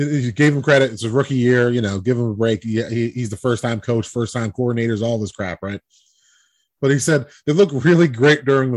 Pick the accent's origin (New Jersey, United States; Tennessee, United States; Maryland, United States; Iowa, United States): New Jersey, United States; I'm from Jersey